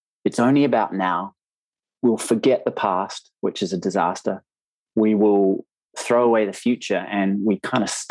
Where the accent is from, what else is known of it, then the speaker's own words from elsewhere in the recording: New Zealand; accent: Kiwi; moved away as an adult; now in United Kingdom; I am from New Zealand. I'm living in the UK now with my family